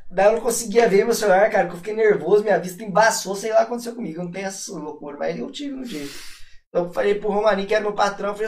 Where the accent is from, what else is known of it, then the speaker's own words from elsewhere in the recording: Aparecida, São Paulo, Brazil; Porque, tipo, eu sou de Aparecido, então os Romiraiada viu, ficou louco, entendeu?